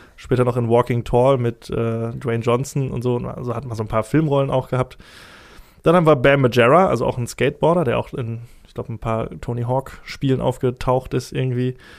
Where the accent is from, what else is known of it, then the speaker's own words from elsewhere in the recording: Essen, North Rhine-Westphalia, Germany; ich komme aus dem Essener Süden